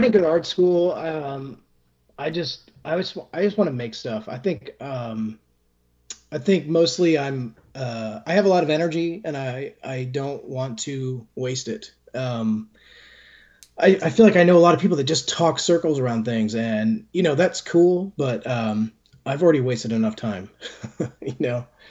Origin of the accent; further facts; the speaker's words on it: Brookfield, Connecticut, United States; I grew up in Brookfield, Connecticut, which is about an hour and a half from New York City.